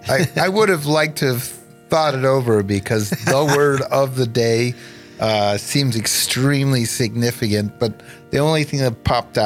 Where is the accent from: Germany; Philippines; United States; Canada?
United States; Ann Arbor, Michigan; I grew up in Ann Arbor, Michigan.